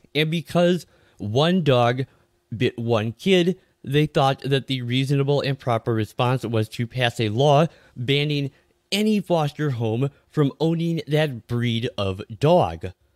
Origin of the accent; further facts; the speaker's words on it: Minnesota, United States; my home state of Minnesota